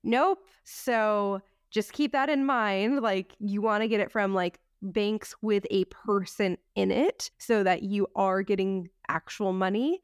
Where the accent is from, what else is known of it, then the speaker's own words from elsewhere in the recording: United States; we're American